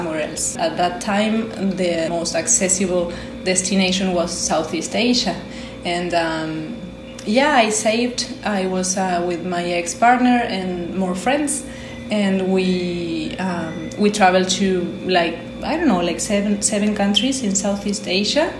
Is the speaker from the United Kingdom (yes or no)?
no; Argentina; moved away as an adult; now in Tulum, Mexico; I'm from Argentina. I've been here for 9 years